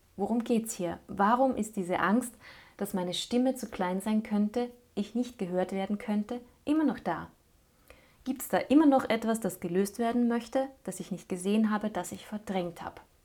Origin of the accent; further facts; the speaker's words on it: Linz, Upper Austria, Austria; Linz blieb ja trotz allem meine Heimatstadt